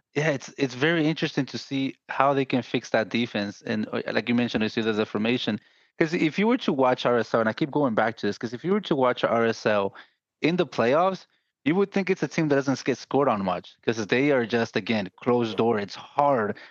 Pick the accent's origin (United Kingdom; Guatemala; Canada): Guatemala; I'm from Guatemala.